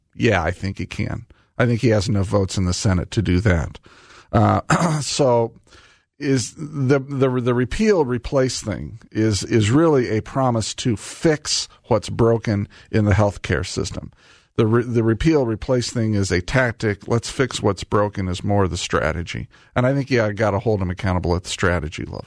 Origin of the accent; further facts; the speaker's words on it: Indianapolis, Indiana, United States; Indianapolis, my hometown